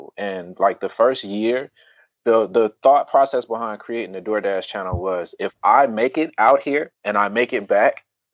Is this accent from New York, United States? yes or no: no; Charlotte, North Carolina, United States; also born or lived in Durham, North Carolina; I'm from Charlotte, North Carolina, originally from Durham, North Carolina. Moved down to Charlotte when I was in like third or fourth grade or something like